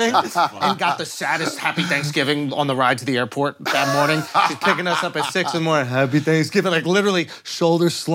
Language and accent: English; New York City, New York, United States; born or raised there